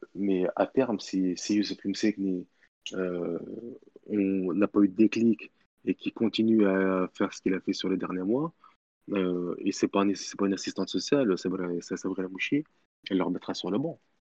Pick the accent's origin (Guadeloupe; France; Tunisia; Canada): Tunisia; en tant, que, en tant que Tunisien